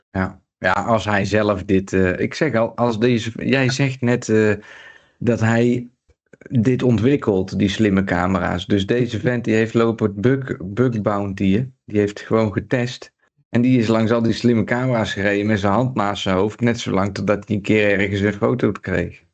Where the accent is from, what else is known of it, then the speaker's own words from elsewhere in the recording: Breda, North Brabant, Netherlands; moved away; waar, ik geboren ben, Johan, in Breda